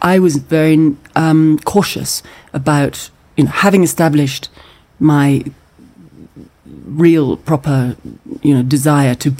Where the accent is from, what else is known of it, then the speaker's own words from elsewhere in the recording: Scotland, United Kingdom; as a Scottish person